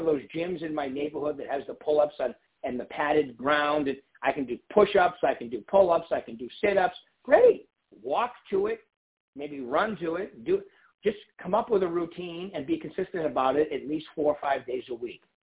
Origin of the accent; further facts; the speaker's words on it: East Coast, United States; moved away; also born or lived in San Diego; I'm from the East Coast.